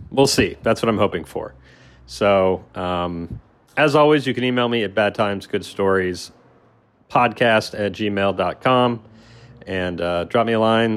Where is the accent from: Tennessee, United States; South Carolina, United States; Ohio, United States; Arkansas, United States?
Ohio, United States; Columbus; I'm from Ohio, from Columbus